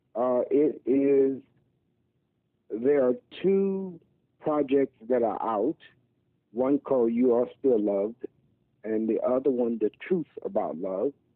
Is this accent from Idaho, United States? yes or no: no; Mississippi, United States; now in Philadelphia, United States; I'm from Mississippi from a southern gospel background